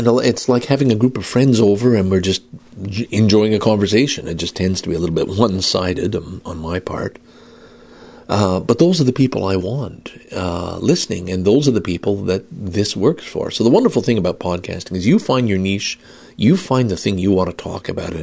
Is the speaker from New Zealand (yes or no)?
no; Canada; I'm Canadian